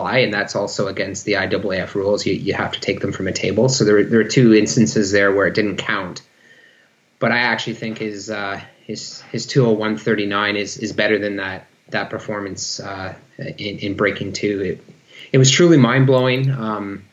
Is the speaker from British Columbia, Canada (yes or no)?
no; near Sarnia, Ontario, Canada; moved away as an adult; also born or lived in Maastricht, Netherlands / Lausanne, Switzerland; now in Victoria, Canada; Both my wife and I were born and raised in Ontario, near Sarnia, Ontario